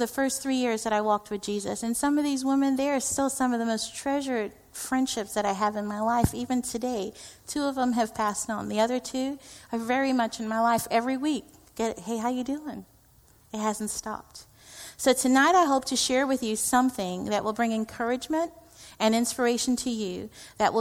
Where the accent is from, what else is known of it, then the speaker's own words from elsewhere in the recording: India; I am Indian